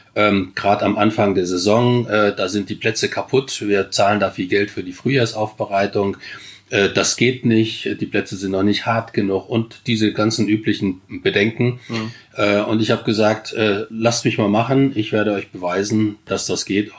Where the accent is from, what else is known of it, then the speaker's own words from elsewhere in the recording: Wiesbaden, Hesse, Germany; also born or lived in Chile; Ich bin in Grün-Weiß-Biebrich eigentlich groß geworden, als wir nach Wiesbaden kamen